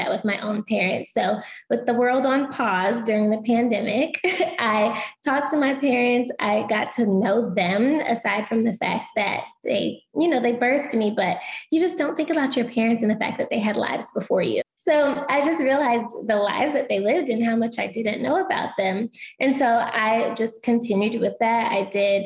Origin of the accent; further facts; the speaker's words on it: Atlanta, Georgia, United States; moved away as an adult; also born or lived in Louisiana; I was born and raised in Atlanta